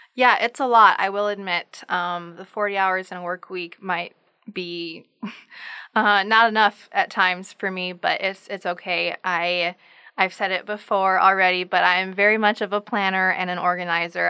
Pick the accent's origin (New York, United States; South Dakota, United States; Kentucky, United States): South Dakota, United States; Sisseton; moved away as an adult; now in Brookings, United States; I am originally from Sisseton, South Dakota